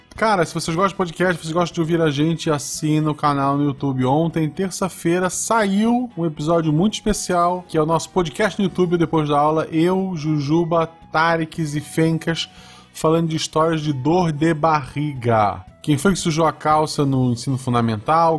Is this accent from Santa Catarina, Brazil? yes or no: yes; Florianópolis, Santa Catarina, Brazil; moved away as an adult; now in Gaspar, Brazil; eu sou de Florianópolis